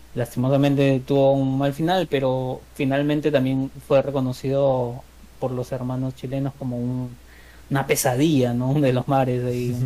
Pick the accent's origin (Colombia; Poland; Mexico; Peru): Peru; como peruano